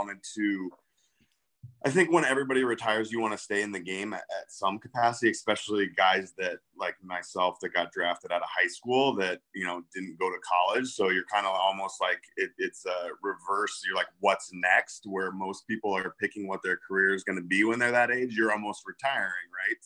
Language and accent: English; Midwest, United States; now in Naperville, United States; I'm from the Midwest